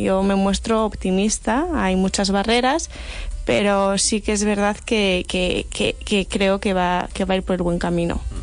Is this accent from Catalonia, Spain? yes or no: no; Santander, Cantabria, Spain; yo soy de Santander, una ciudad